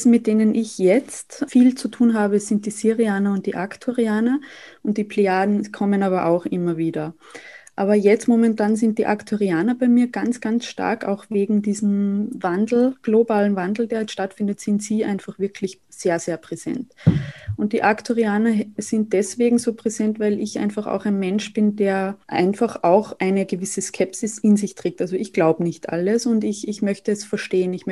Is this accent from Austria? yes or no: yes; Saalfelden, Salzburg, Austria; now in Vienna, Austria; ich komme aus Österreich. Ich äh, wohne derzeit noch in Wien, aber bin bald wieder in meiner Heimat in Salzburg-Land, in Saalfelden.